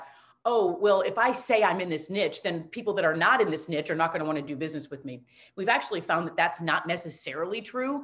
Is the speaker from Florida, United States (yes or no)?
no; Wisconsin, United States; I'm from Wisconsin